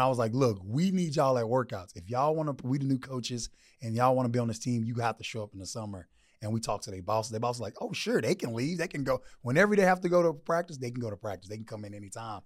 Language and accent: English; Texas, United States; now in Arizona, United States; I'm from Texas